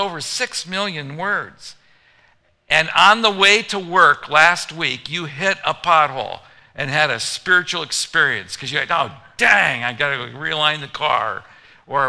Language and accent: English; Gary, Indiana, United States; I'm from Gary, Indiana. That's where I was born.